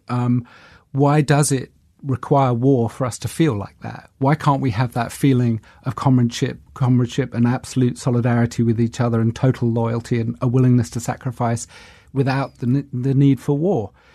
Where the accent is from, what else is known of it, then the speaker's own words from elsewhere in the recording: London, United Kingdom; also born or lived in New York; I was from South London